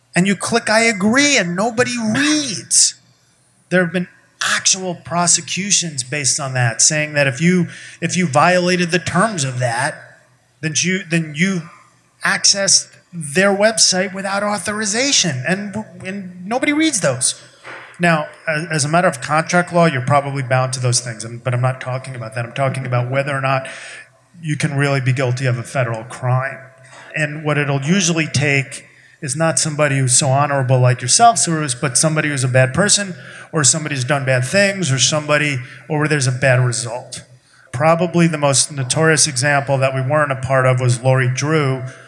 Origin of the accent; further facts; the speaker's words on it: New York, United States; I'm from New York